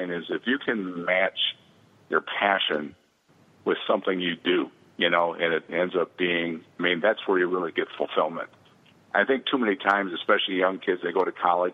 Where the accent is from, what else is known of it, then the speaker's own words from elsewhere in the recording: Seymour, Wisconsin, United States; I grew up near Green Bay, Wisconsin, a small town called Seymour